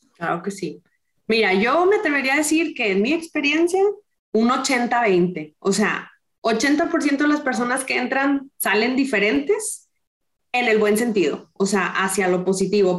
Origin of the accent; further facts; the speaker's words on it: Monterrey, Nuevo León, Mexico; soy rayada, soy regia